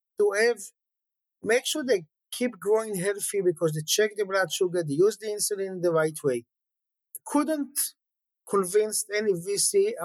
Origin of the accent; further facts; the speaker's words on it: Jerusalem, Jerusalem District, Israel; I grew up in a religious family in Jerusalem